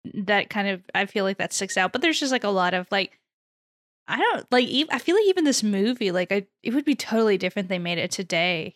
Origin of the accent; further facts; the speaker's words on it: Houston, Texas, United States; growing up in Houston, I had I think I had someone from NASA come give a talk in my elementary school